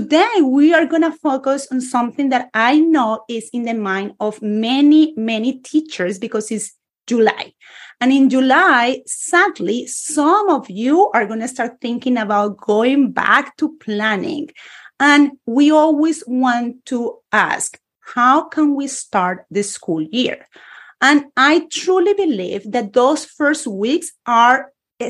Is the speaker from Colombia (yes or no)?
yes; Bogotá, Colombia; English is a second language; moved away; a Spanish teacher born and raised in Colombia